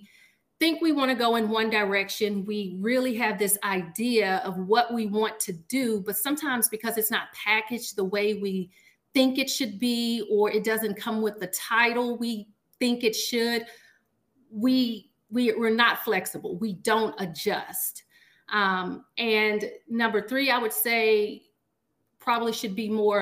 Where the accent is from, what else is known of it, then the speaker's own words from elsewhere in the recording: Washington, Arkansas, United States; now in Little Rock, United States; I am from Washington, Arkansas, which is a very small town in Southwest Arkansas